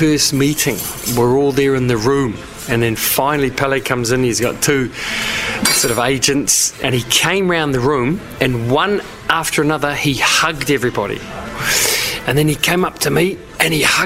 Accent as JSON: {"language": "English", "country": "New Zealand", "tie": "born or raised there", "also_born_or_lived": "Germany", "moved": "as an adult", "said": "we grew up with in New Zealand"}